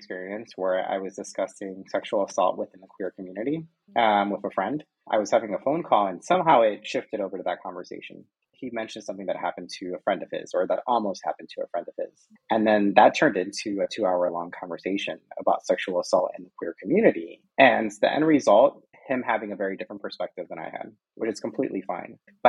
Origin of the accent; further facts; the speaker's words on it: United States; And but I still kind of like am aligned in that way because I'm American.